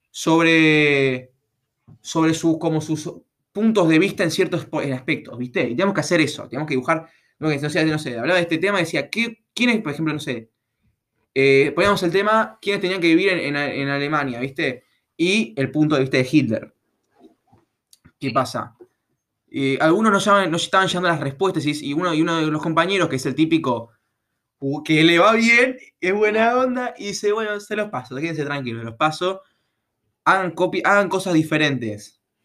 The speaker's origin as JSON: {"language": "Spanish", "region": "Buenos Aires Province", "country": "Argentina", "said": "yo soy de Capital, digo, yo soy provincia"}